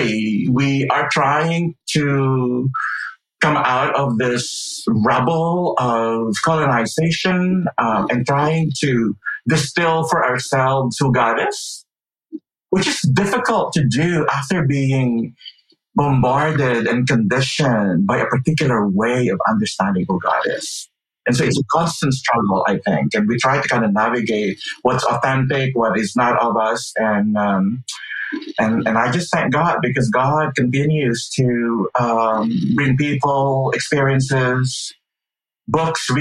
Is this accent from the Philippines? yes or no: yes; Philippines; now in Evanston, United States; I grew up in the Philippines